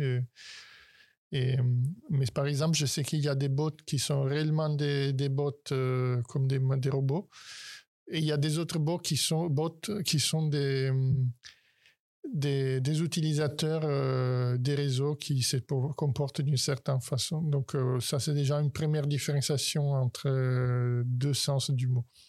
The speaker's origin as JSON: {"language": "French", "country": "Italy", "moved": "yes", "lives_now": "France", "said": "je suis italien"}